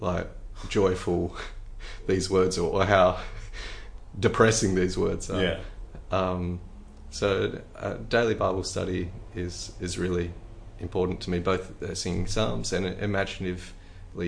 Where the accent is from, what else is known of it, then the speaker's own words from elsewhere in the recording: Australia; I'm Australian